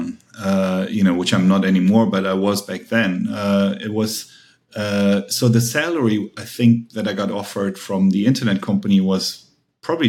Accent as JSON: {"language": "English", "country": "Germany", "tie": "born or raised there", "also_born_or_lived": "United States", "second_language": "English", "moved": "as an adult", "said": "I'm half Korean, half German. I grew up in Germany."}